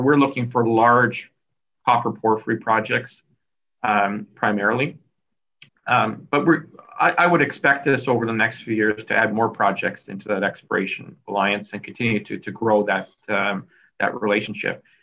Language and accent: English; Kelowna, British Columbia, Canada; moved away as an adult; also born or lived in Vancouver, Canada / Toronto, Canada; I'm a British Columbia raised kid uh, out of Kelowna, Vancouver, BC.